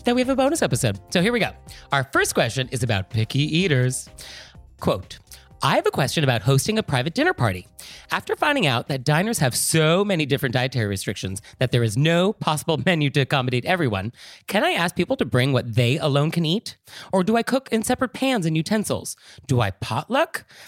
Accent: California, United States; I am from California

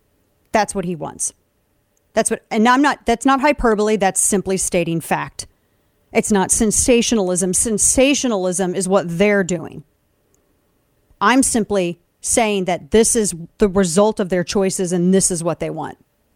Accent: St. Louis, Missouri, United States; Tell that to St. Louisans, my hometown

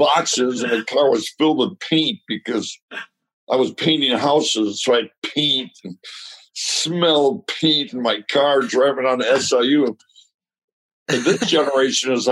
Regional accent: Chicago, Illinois, United States; now in Los Angeles, United States; I'm from Chicago.

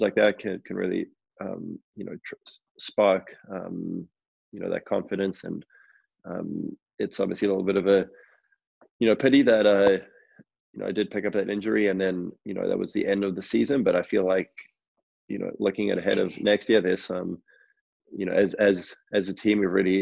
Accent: Johannesburg, Gauteng, South Africa; I grew up in Johannesburg

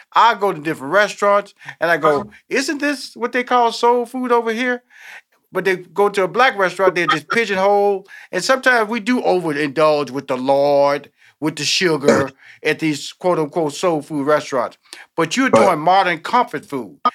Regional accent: Houston, Texas, United States; now in Atlanta, United States; I'm born in Houston, Texas.

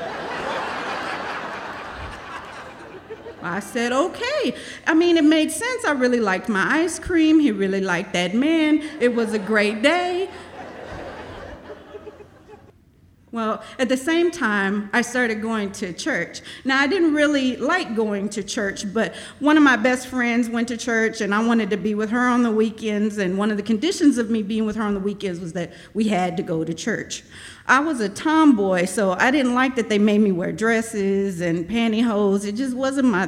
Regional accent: Austin, Texas, United States; also born or lived in East St. Louis, Illinois; I moved to Austin from East St. Louis in the early 80s with my mom. I was 4 years old

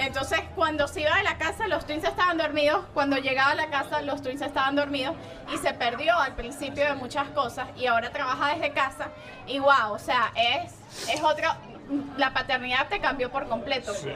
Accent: Venezuela; moved away; la cultura de nuestras raíces de Venezuela

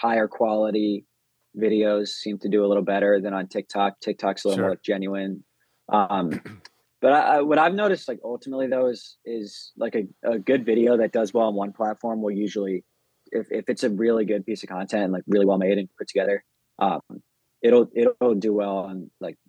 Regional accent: Denver, Colorado, United States; I'm from Denver.

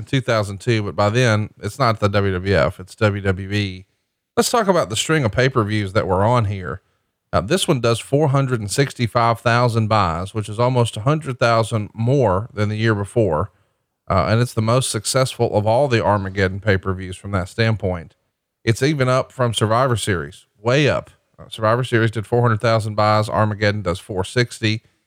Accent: Alabama, United States; moved away; my home state of Alabama

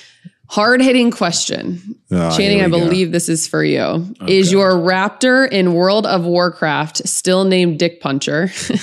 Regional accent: Ohio, United States; I'm from Ohio.

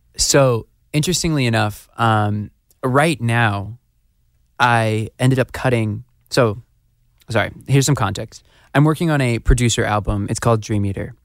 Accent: Phoenix, Arizona, United States; also born or lived in Scottsdale, Arizona; I was born the hospitals in Scottsdale. I grew up in North Phoenix

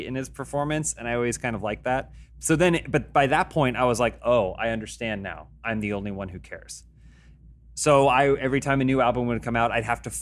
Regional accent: United States; I grew up in the United States

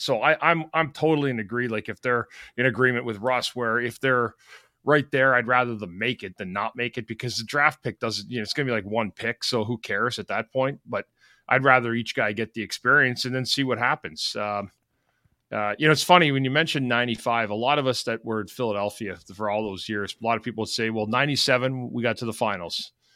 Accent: Ottawa, Ontario, Canada; moved away; when I was growing up in Ottawa

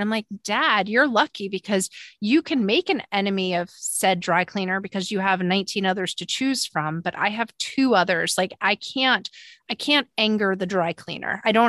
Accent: Long Island, New York, United States; moved away; also born or lived in Southern small town, United States; I was raised on Long Island with a very like direct, aggressive, thing as you, fight for it at the family, just fight. And I live in a lovely, thoughtful, Southern small town

